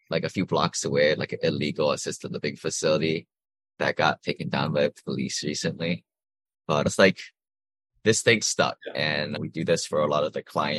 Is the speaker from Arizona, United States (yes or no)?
no; Hawaii, United States; moved away; also born or lived in Seattle; I grew up in Hawaii